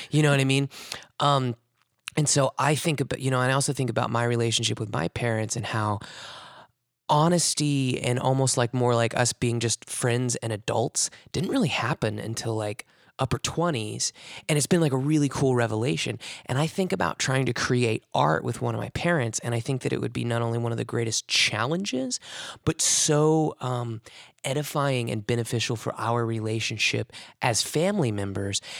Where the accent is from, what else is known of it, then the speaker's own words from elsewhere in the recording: Springfield, Missouri, United States; moved away as an adult; growing up in Springfield, Missouri